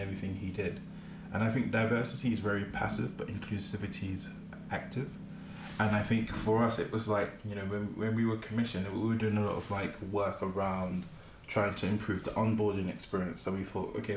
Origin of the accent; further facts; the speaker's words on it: London, United Kingdom; growing up in Peckham